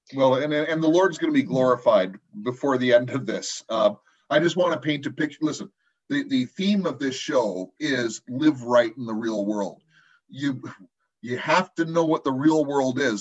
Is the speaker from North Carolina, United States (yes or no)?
no; Compton, California, United States; I grew up in Compton in the early 70s